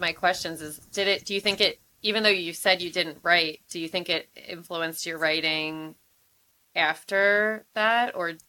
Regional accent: the Jersey side of Philadelphia, New Jersey, United States; now in Bucks County, United States; I live outside of Philadelphia. I grew up on the Jersey side of Philly, and now I live in Bucks County.

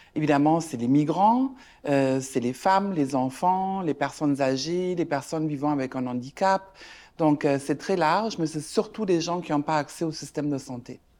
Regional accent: Germany; now in Canada; moi je suis allemande de ma maman et de belge du côté de mon père

